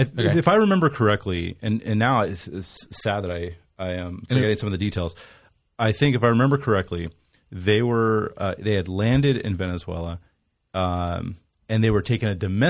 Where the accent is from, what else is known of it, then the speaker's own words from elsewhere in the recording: California, United States; Growing up in California, we didn't learn that in school.